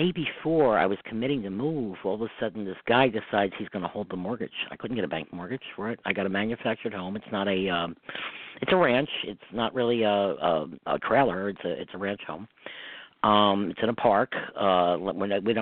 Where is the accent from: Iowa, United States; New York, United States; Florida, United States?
New York, United States; Hudson River; also born or lived in Westchester, New York; I grew up on the Hudson River